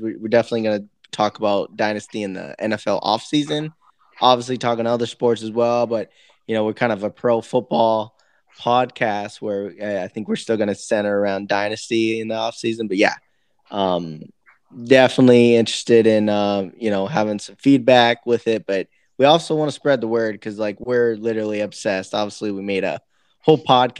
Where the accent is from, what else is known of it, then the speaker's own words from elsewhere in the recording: Iowa, United States; I'm from Iowa